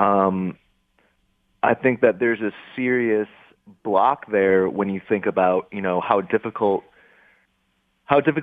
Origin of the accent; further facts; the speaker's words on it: Grosse Pointe, Michigan, United States; now in Detroit, United States; I grew up in Grosse Pointe